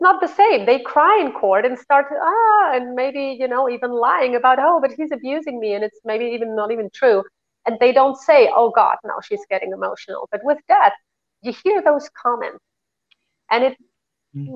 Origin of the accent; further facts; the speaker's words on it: Spain; moved away; also born or lived in Germany; I was raised in Spain